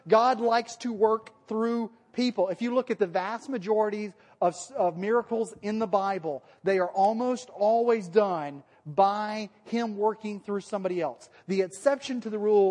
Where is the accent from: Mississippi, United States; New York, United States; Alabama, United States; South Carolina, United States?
Alabama, United States; accent: Alabama; then my Alabama accent comes out